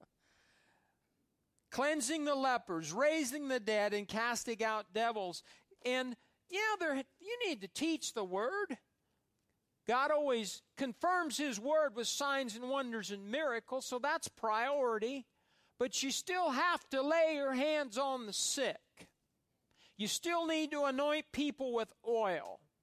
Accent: Fairbury, Nebraska, United States; where I grew up in Fairbury, Nebraska

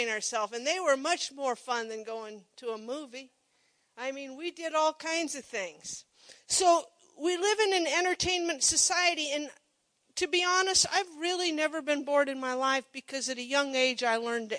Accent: Monroe, United States; I grew up in Monroe, little town

